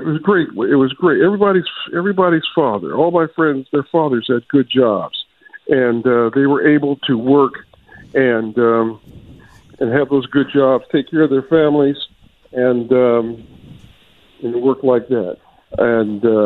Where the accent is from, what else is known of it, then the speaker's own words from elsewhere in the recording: Akron, Ohio, United States; moved away as an adult; also born or lived in Atlanta, Georgia; now in Philadelphia, United States; I remember growing up in Akron, Ohio